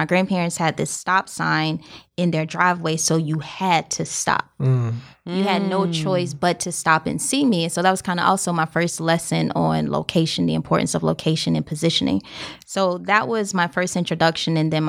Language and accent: English; Columbia, South Carolina, United States; So I grew up in South Carolina. Country girl, Columbia, okay. Broad River.